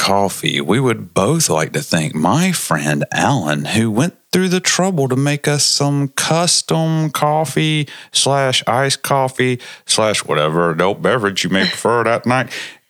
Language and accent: English; Transylvania, Pennsylvania, United States; Because I'm from Transylvania, Pennsylvania.